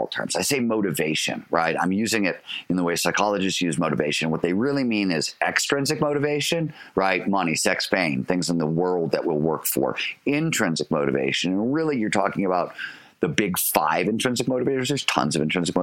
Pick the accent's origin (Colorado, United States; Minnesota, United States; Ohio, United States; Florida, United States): Ohio, United States; Cleveland; When I was growing up in Cleveland, Ohio